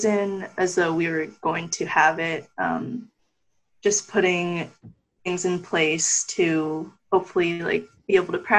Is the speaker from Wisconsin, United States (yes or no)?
no; Fairfax, Virginia, United States; I'm from Fairfax, Virginia